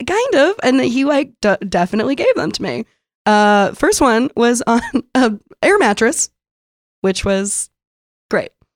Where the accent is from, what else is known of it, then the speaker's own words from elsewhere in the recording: San Diego, California, United States; moved away as an adult; also born or lived in Brooklyn, New York; now in New York, United States; I grew up in San Diego